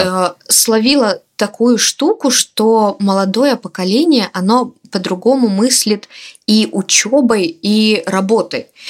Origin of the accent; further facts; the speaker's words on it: Minsk, Belarus; я из Минска